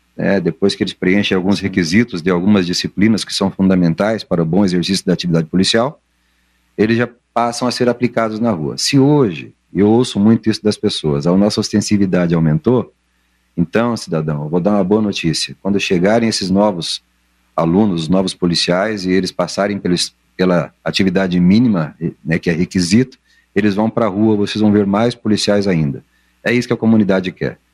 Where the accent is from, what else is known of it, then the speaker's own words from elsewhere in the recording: Londrina, Paraná, Brazil; Eu sou de Londrina